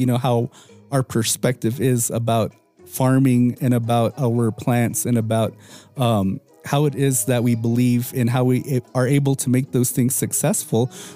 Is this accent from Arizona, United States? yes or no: yes; Moenkopi, Arizona, United States; I'm from Munkapi